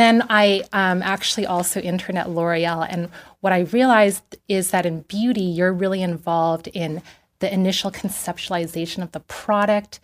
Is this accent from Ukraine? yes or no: no; Vancouver, British Columbia, Canada; moved away as an adult; also born or lived in Taipei, Taiwan / Toronto; now in Los Angeles, United States; I grew up in Vancouver.